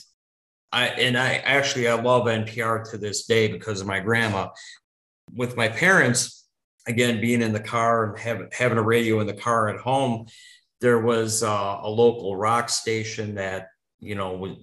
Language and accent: English; central Wisconsin, United States; also born or lived in Libertyville, Illinois; growing up as a kid in the heart of central Wisconsin in the early 70s